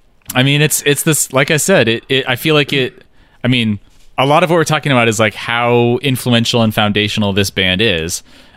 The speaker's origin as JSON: {"language": "English", "town": "Eugene", "region": "Oregon", "country": "United States", "tie": "born or raised there", "said": "Maybe I just say that because I grew up in Eugene, Oregon, which is the hippie capital of the world."}